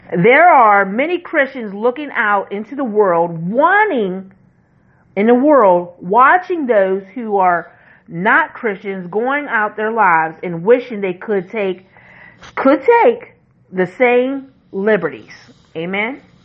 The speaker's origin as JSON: {"language": "English", "country": "United States"}